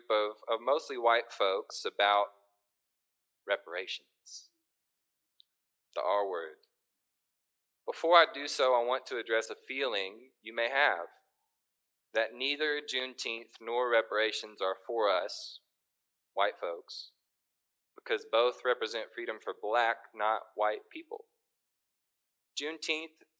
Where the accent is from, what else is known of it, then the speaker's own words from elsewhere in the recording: Little Rock, Arkansas, United States; now in Northwest Arkansas, United States; I was born and raised in Little Rock, and I came to Northwest Arkansas for college and stayed.